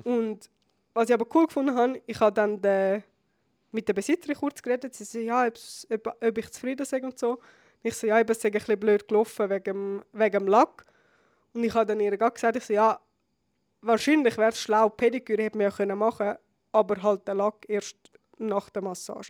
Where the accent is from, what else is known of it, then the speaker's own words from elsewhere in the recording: Switzerland; bei uns in der Schweiz